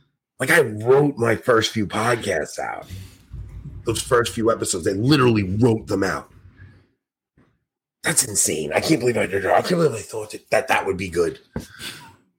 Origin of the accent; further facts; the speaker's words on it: New York City, New York, United States; I'm from New York